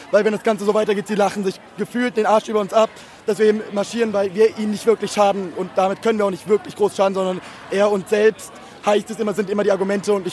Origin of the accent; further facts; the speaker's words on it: Mainz, Rhineland-Palatinate, Germany; ich komme aus Mainz, geboren und aufgewachsen.